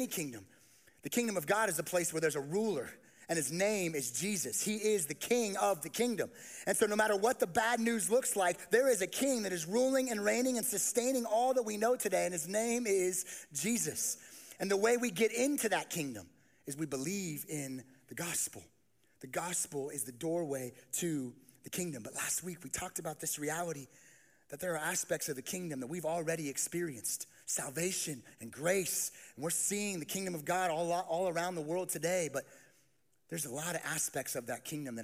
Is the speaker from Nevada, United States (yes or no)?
yes; Las Vegas, Nevada, United States; I grew up in Las Vegas, and I did not grow up seeing many sheep